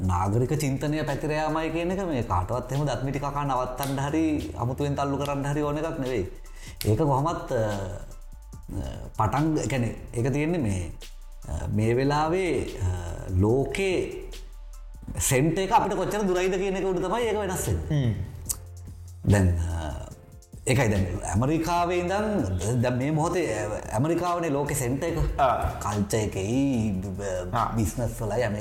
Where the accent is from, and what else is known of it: Sri Lanka